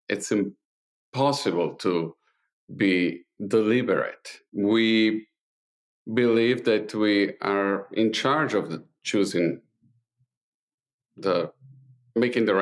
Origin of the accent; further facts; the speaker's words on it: Italy; English is a second language; moved away; being an Italian living in Italy in the 70s and the 80s